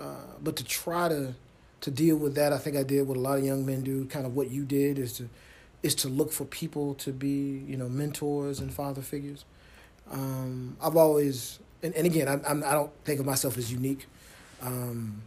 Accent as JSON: {"language": "English", "town": "Chicago", "region": "Illinois", "country": "United States", "tie": "born or raised there", "said": "I grew up in a single parent household in Chicago"}